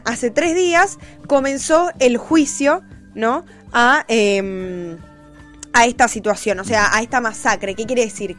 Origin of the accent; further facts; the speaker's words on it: Argentina; yo soy argentina y no soy ni brasilera, ni chilena, ni boliviana, ni paraguaya, ni española